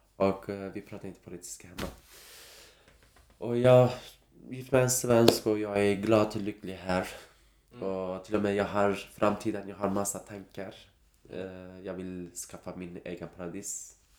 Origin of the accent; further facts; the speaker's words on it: Kurdistan, Turkey; Swedish is a second language; moved away as an adult; now in Sweden; jag är som en kurd, kurdisk kille